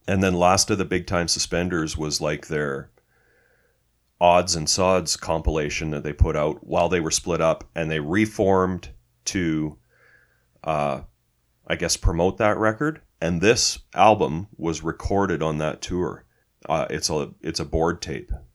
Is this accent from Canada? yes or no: yes; Canada; we're Canadian